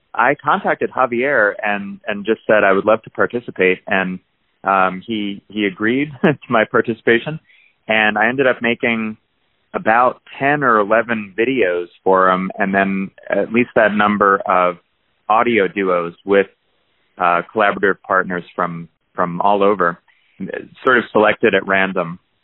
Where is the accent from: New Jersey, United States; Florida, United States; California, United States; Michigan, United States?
New Jersey, United States; I grew up in New Jersey